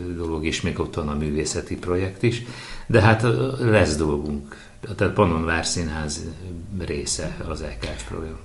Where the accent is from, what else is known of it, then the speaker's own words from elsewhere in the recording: Veszprém, Veszprém County, Hungary; mégiscsak a szülővárosom és a színházunk székhelye